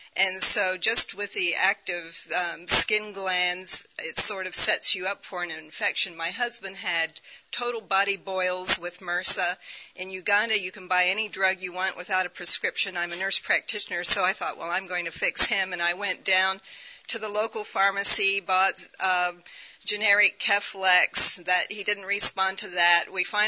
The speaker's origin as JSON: {"language": "English", "country": "Somalia", "tie": "born or raised there", "said": "I was raised in Somalia as a missionary child for almost 10 years, but that was many years ago."}